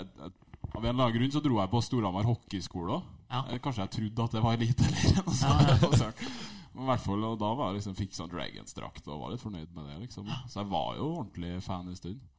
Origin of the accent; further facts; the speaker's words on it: Trondheim, Trøndelag, Norway; jeg vokste opp i Trondheim